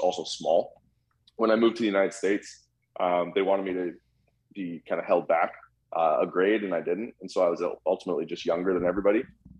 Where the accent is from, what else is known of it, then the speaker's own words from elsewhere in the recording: Vancouver, British Columbia, Canada; also born or lived in Calgary; So I was born in Calgary, Alberta, Canada in 1992. And I moved to Vancouver when I was 2 years old.